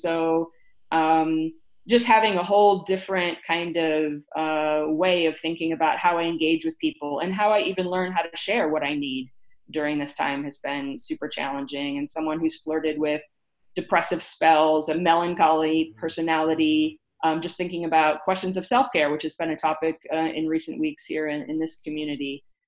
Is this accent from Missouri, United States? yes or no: no; Detroit, Michigan, United States; also born or lived in El Paso; because I grew up in the Detroit area and in the border town of El Paso, Texas, right in the border of Juarez.